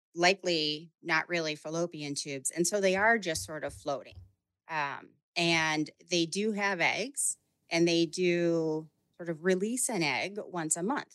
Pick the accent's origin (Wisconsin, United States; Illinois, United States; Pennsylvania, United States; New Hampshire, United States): Illinois, United States; Chicago; I'm from Chicago